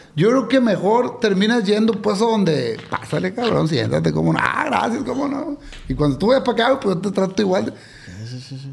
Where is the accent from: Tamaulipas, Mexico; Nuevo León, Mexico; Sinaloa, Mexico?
Sinaloa, Mexico; Culiacán; Salí, de aquí de Culiacán, compa, llegué a Nueva York